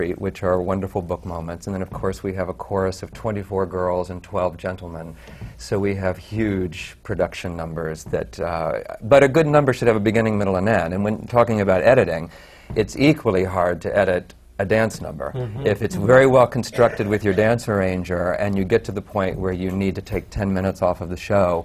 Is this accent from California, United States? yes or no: no; Columbus, Ohio, United States; moved away as an adult; I came from Ohio, Columbus, Ohio, I was right out of college